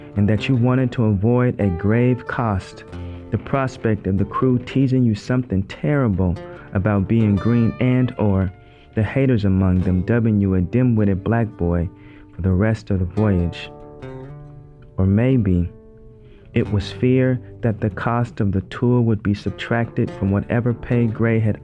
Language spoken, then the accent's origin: English; Oregon, United States; my home state, Oregon